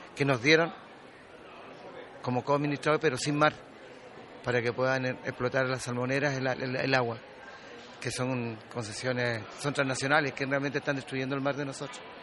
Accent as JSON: {"language": "Spanish", "area": "Dawson Island", "region": "Magallanes", "country": "Chile", "tie": "born or raised there", "said": "Yo nací en Isla Dawson. Toda mi gente nació en Isla Dawson"}